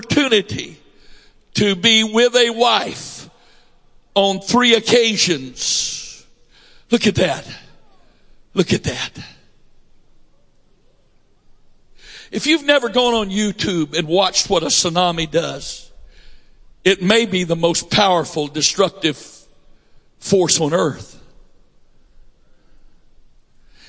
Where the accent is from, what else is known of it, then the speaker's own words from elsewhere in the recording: United States; I'm an American. I was born in a naval hospital